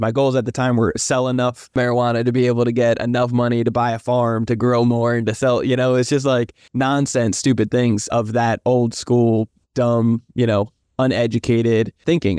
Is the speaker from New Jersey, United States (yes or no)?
yes; New Jersey, United States; moved away as an adult; now in San Diego, United States; I'm originally from New Jersey, but I live out in San Diego, sunny San Diego, California